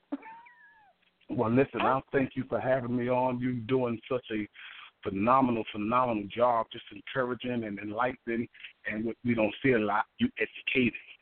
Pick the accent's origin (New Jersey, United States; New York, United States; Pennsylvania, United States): New York, United States; New York City; now in Columbus, United States; I'm originally from Harlem, New York and uh, I live here in Columbus